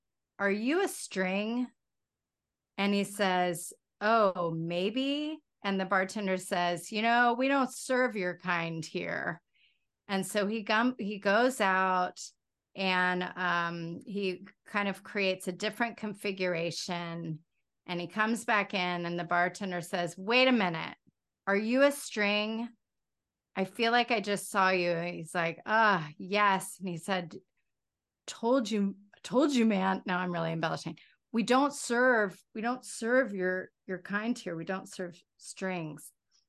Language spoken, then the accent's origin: English; the South, United States; I go crazy with the y'all thing because I'm from the South.